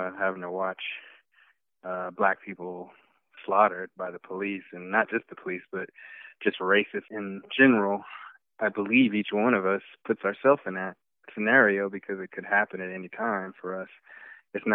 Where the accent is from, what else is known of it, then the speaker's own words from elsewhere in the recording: Texas, United States; I'm from Texas, from the South